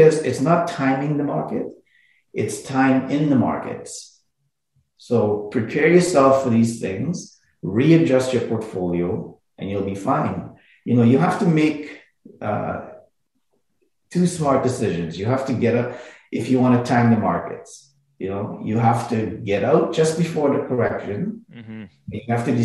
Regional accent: Montreal, Quebec, Canada; I grew up in Montreal

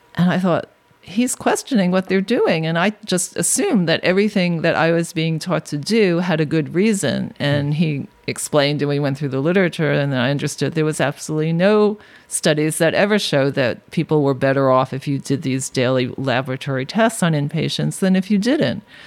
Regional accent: New York City, New York, United States; I grew up in Brooklyn way before it was hip

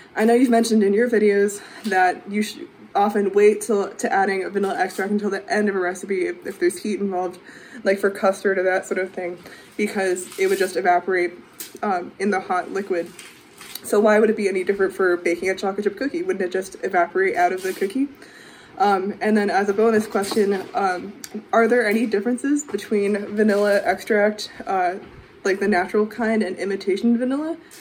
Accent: Western Massachusetts, United States; I'm from Western Massachusetts

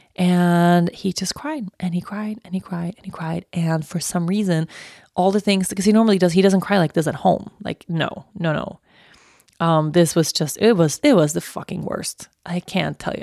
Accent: Uppsala, Uppsala County, Sweden; I was born in Uppsala and I've lived in a bunch of different places in Uppsala

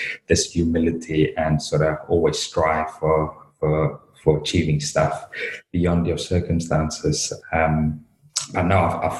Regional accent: South Africa; moved away as an adult; now in United Kingdom; obviously born and raised in South Africa, been over in the UK since 23, so left South Africa at 23

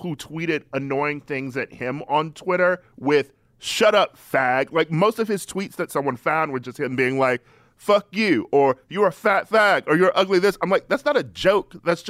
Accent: Midwest, United States; I grew up in the Midwest.

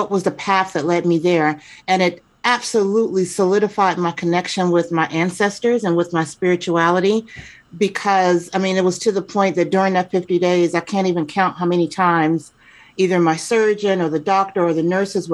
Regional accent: Chicago, Illinois, United States; also born or lived in Atlanta / New Jersey / Seattle area; now in Seattle, United States; I was born and raised in Chicago, spent time in Atlanta, spent time in New Jersey, then back to Atlanta. And then now I am in the Pacific Northwest, right outside of Seattle

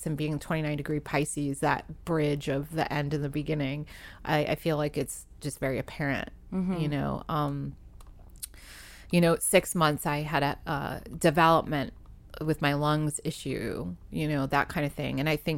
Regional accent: New England, United States; being a kid growing up in New England, you get shut down pretty hard by people and others that don't understand.

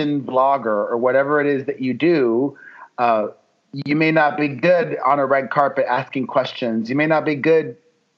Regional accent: Miami, Florida, United States; moved away as an adult; also born or lived in New York City; now in Los Angeles, United States; grow up in Miami, the son of two Cuban immigrants

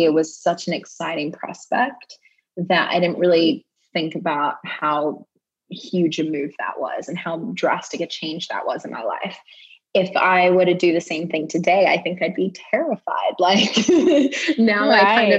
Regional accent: Australia; moved away as an adult; now in West Hollywood, United States; the longest amount of time I've spent in Australia since I left when I was 18

